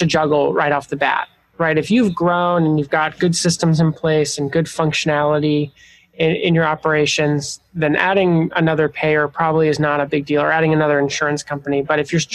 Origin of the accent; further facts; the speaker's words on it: Montana, United States; moved away as an adult; also born or lived in Chicago; I grew up in the Pacific Northwest in Montana